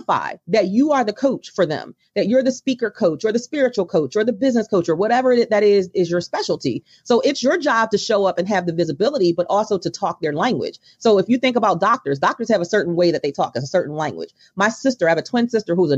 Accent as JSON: {"language": "English", "town": "Baltimore", "region": "Maryland", "country": "United States", "tie": "born or raised there", "said": "my hometown of Baltimore"}